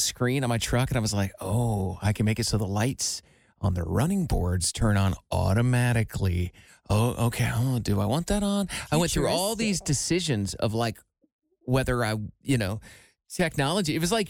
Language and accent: English; Iowa, United States; moved away; You know, I'm from Iowa, but they live in Iowa.